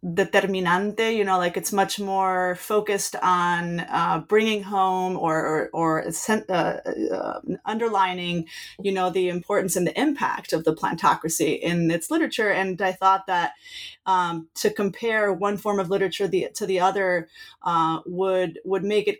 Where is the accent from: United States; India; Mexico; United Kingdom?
Mexico; I think that the personal side of it was that I grew up in Mexico.